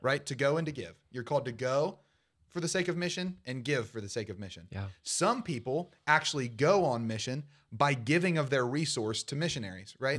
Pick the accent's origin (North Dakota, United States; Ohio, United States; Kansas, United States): Ohio, United States; Portsmouth; my hometown of Portsmouth